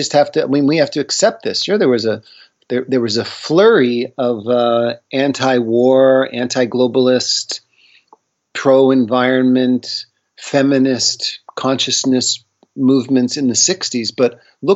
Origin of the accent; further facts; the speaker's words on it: Northeast, United States; I grew up in the Northeast.